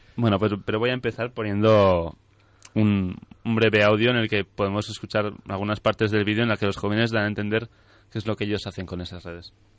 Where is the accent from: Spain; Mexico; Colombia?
Spain; Navarre; aquí somos más de, sutil, de sutilezas en Navarra, en general en el norte de España